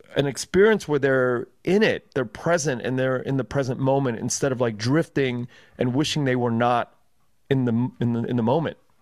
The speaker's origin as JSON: {"language": "English", "town": "Los Angeles", "region": "California", "country": "United States", "tie": "born or raised there", "said": "I grew up, uh, in Koreatown predominantly"}